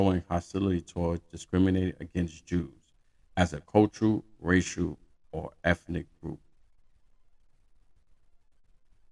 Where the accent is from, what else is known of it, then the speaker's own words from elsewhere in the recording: New York City, New York, United States; where I'm from Brooklyn